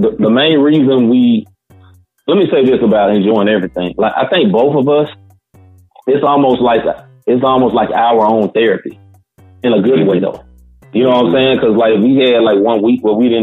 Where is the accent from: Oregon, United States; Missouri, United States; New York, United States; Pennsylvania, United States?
Missouri, United States; St. Louis; we're from St. Louis